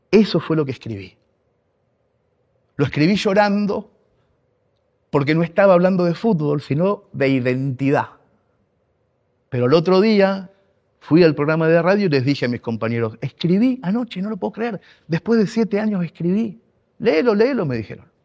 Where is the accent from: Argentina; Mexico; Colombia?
Argentina; accent: Argentine; now in Barcelona, Spain; nunca equivocó un ápice su acento y eso a nosotros, inmigrantes en Barcelona, que ya estábamos perdiéndolo al acento, nos daba fuerza